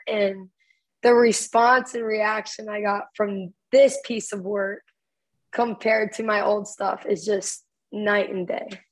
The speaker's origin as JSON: {"language": "English", "area": "Dallas Fort Worth area", "region": "Texas", "country": "United States", "tie": "born or raised there", "said": "little coffee shops in my hometown"}